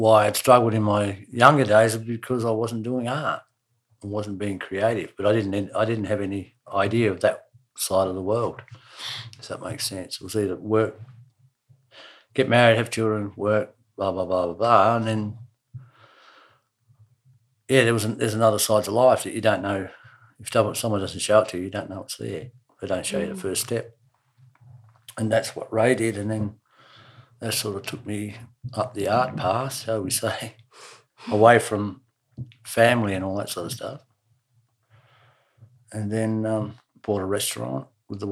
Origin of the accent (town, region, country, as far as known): Queenstown, Otago, New Zealand; born or raised there